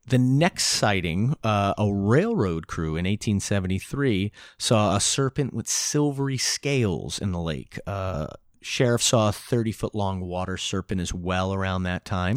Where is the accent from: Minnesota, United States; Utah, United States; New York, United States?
New York, United States; Newburgh; growing up in Newburgh on the Hudson River